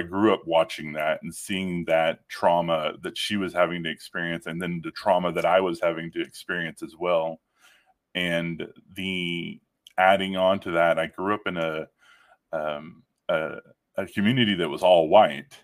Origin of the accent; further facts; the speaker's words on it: Northeast Texas, United States; my childhood, I grew up in Northeast Texas